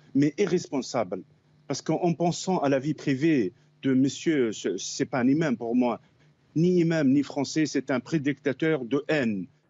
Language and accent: French; England, United Kingdom; French is a second language; je suis anglais